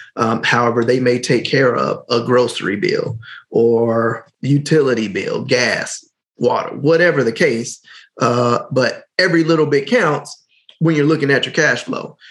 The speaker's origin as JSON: {"language": "English", "town": "Gary", "region": "Indiana", "country": "United States", "said": "I'm from Gary."}